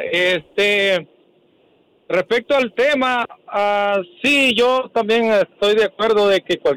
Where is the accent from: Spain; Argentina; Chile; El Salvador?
El Salvador; Yo soy salvadoreño y no porque sea salvadoreño